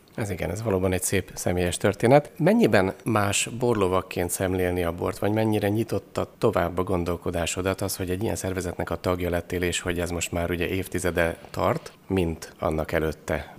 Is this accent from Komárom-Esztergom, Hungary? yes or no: no; Eger, Heves, Hungary; egri vagyok